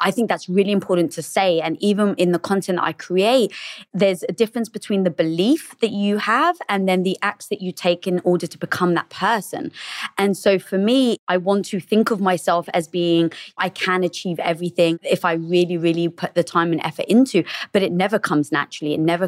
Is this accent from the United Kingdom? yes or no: yes; England, United Kingdom; now in Los Angeles, United States; No, I'm actually from England.